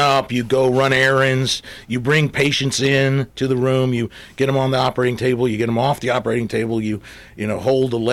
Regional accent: Atlanta, Georgia, United States; moved away; also born or lived in Tulsa, Oklahoma / New Jersey / New York; I'm originally from Atlanta, Georgia

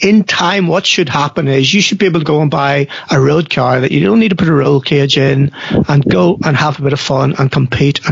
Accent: South Armagh, Northern Ireland, United Kingdom; coming from South Armagh and Northern Ireland

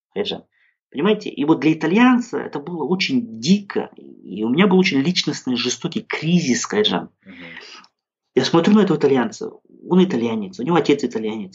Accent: Kazakhstan; also born or lived in Italy; я казах

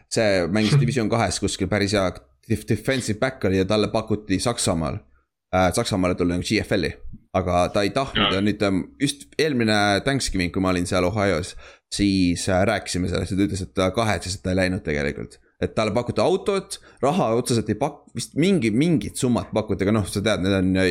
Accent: Estonia; mu vana-vanaema oli rootslane või midagi, sest ma olen, ma olen eestlane

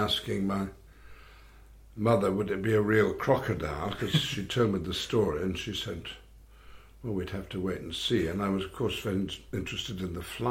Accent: Bolton, North West England, United Kingdom; also born or lived in Wigan; when we moved to Bolton, quite close to Wigan and Manchester

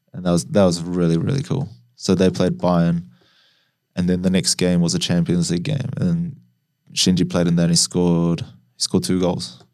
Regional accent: New Zealand; I was growing up in New Zealand

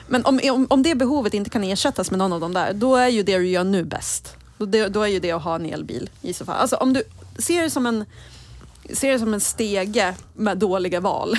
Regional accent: Gävle, Gävleborg County, Sweden; som Gävlebo

